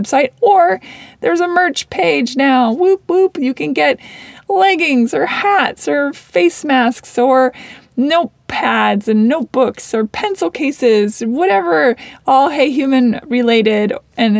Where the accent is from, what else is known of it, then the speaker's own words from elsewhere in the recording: Seattle, Washington, United States; I grew up in Seattle